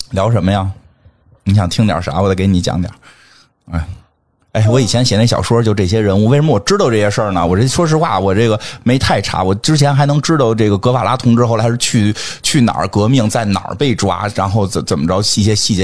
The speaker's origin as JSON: {"language": "Chinese", "region": "Beijing", "country": "China", "said": "我们北京人怎么从来不这么说话呀"}